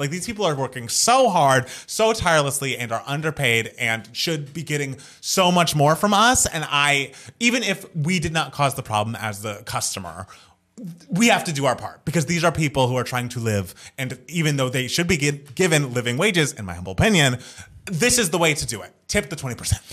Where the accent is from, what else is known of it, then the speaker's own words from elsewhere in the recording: United States; I am an American